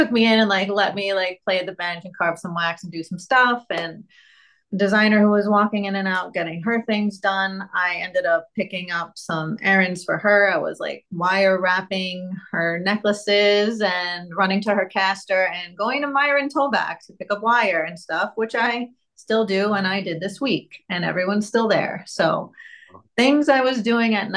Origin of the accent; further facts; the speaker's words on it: New York City, New York, United States; I was growing up in Brooklyn, New York